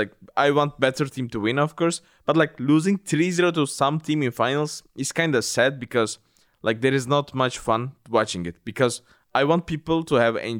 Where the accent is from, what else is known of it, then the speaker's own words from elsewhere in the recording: Turkey; this time I'm representing the Europe, which is really weird to me because I always represented Turkey, my home country.